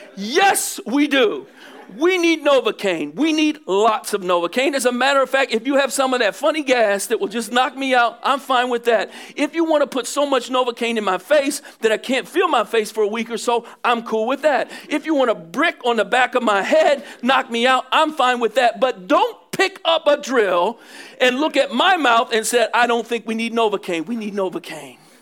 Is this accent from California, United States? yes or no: no; Philadelphia, Pennsylvania, United States; I'm from Philly